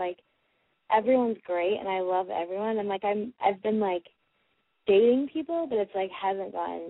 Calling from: Washington, District of Columbia, United States; I'm calling from Washington, D.C., and I am 18.

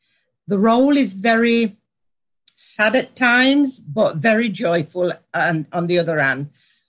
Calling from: Nottingham, East Midlands, United Kingdom; I'm joining you from Nottingham, which is, like you say, a leafy autumn day outside.

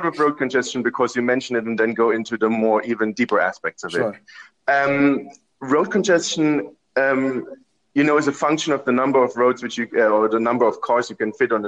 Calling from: Amsterdam, North Holland, Netherlands; I'm calling in from Amsterdam

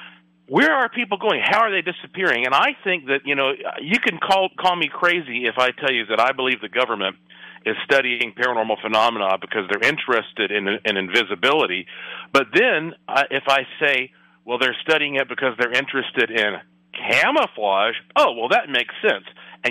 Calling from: Las Vegas, Nevada, United States; And, of course, I'm joining you from Las Vegas, Nevada

